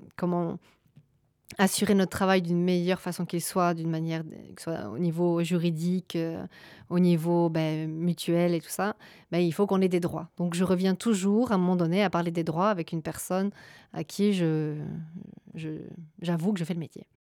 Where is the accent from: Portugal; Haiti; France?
France; Gers, Occitania; moved away as an adult; also born or lived in Charente-Maritime; now in Belgium; je suis euh, originaire de la Charente-Maritime, puis j'ai grandi dans le Gers et euh, je suis arrivée en Belgique il y a à peu près 9 ans